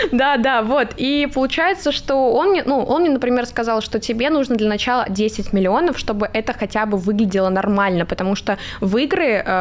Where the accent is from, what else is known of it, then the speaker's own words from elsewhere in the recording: Crimea, Ukraine; Я просто из Крыма, я не знала, что еще придумать